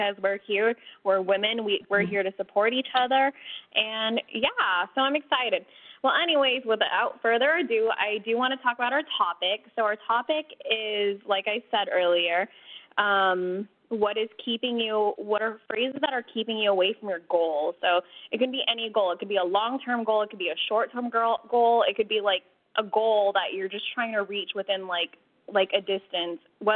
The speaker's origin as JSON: {"language": "English", "region": "California", "country": "United States", "said": "I'm from California."}